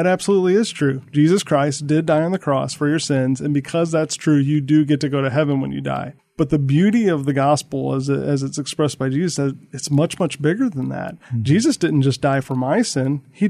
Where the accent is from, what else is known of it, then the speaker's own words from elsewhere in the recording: St. Louis, Missouri, United States; I'm not originally from the South. I'm from St. Louis, but I've lived a little bit everywhere.